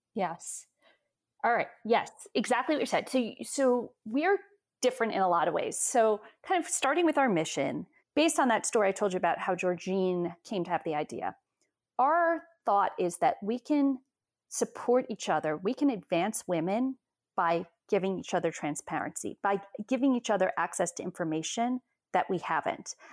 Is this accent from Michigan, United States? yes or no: no; New York, United States; I'm from New York